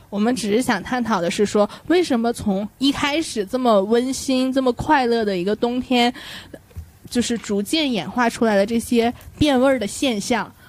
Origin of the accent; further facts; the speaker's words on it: Northeast China, China; 我本身作为一个东北人哈，看到嗯我的家乡街道的泼天的风 富贵